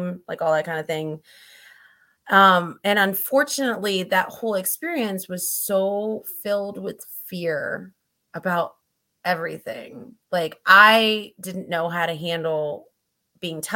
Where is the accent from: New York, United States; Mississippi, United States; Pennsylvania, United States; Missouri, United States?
Missouri, United States; I grew up in Missouri, which was very Christian culture